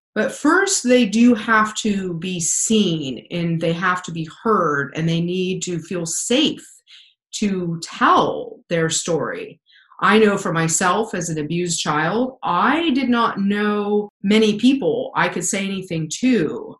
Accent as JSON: {"language": "English", "region": "Pennsylvania", "country": "United States", "tie": "born or raised there", "also_born_or_lived": "Wyoming", "said": "we moved from Wyoming to Pennsylvania, and that's where I grew up for the majority of my childhood"}